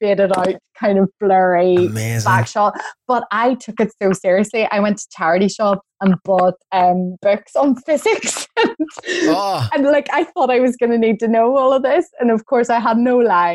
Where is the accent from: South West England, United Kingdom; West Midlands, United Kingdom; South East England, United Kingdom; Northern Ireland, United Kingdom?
Northern Ireland, United Kingdom; Belfast; accent: Belfast; moved away as an adult; also born or lived in Coleraine / London; I'm from Belfast. So Northern Ireland, you know, my accent's always been Belfast.